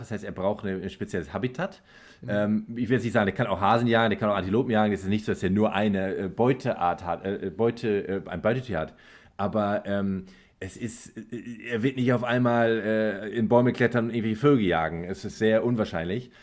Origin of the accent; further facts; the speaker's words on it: Germany; bei uns in Deutschland